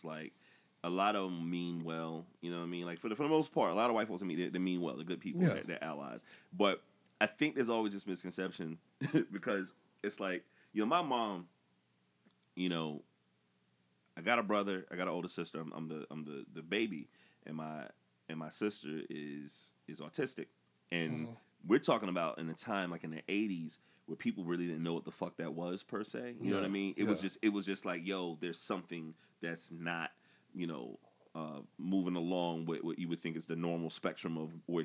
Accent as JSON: {"language": "English", "region": "the South", "country": "United States", "tie": "born or raised there", "said": "being a black dude growing up in the South"}